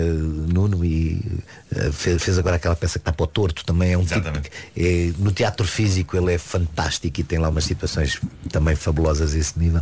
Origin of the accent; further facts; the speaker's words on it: Dundo, Lunda Norte, Angola; now in Portugal; Eu nasci em Angola. Sou de Angola.